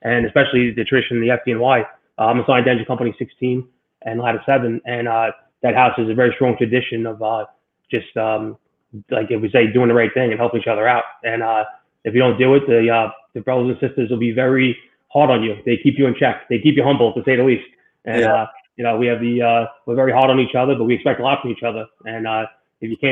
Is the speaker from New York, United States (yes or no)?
yes; New York City, New York, United States; I grew up in Rockaway Beach, Queens, New York